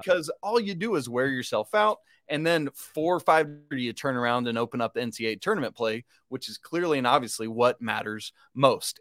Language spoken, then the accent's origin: English; England, United Kingdom; I am a, a pale-skinned Brit. I was born in England